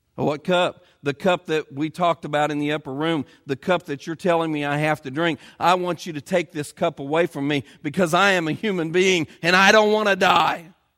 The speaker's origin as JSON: {"language": "English", "town": "Edinburgh", "region": "Indiana", "country": "United States", "tie": "born or raised there", "said": "the little town where I grew up in Edinburgh, Indiana"}